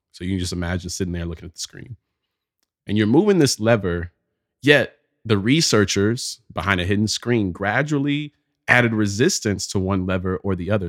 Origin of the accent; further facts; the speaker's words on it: Pelham, Alabama, United States; moved away; a trip back to Pelham, Alabama. It's my hometown.